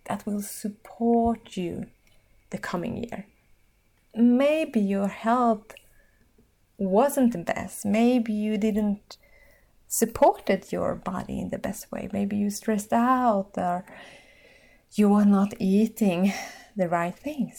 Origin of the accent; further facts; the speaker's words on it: Finland; in my own country, my home country, Finland.